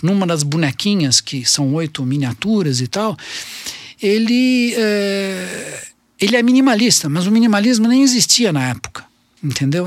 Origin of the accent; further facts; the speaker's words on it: Brazil; nós brasileiros